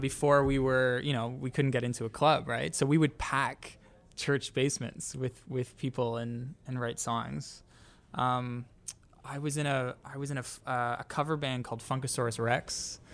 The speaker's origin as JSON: {"language": "English", "town": "Toronto", "region": "Ontario", "country": "Canada", "said": "we're each from Canada. We're each from Toronto"}